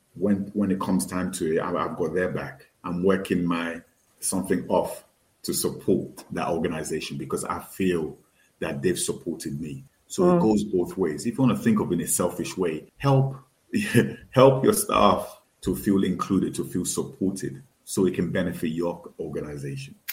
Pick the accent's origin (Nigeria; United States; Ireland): Nigeria; I definitely identify with being Yoruba. I definitely identify with being Nigerian, being West African, being African